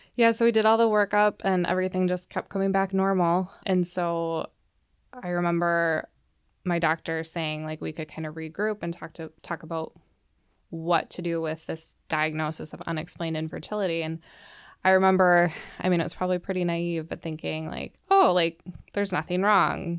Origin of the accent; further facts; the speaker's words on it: Plymouth, Minnesota, United States; I grew up in the suburbs of the Twin Cities. I grew up in Plymouth